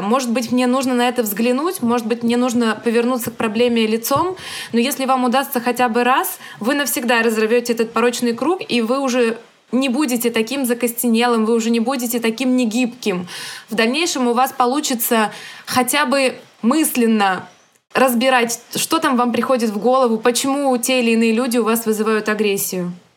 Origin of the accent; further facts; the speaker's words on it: Ukraine; я родилась в Украине, но из-за советской власти у нас в том числе русский язык — это второй родной язык для многих людей, для центральной Украины.